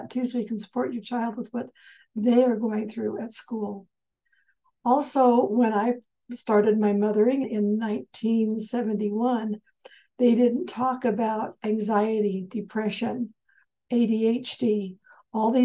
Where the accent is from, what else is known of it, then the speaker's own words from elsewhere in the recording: Southern California, United States; I was raised in Southern California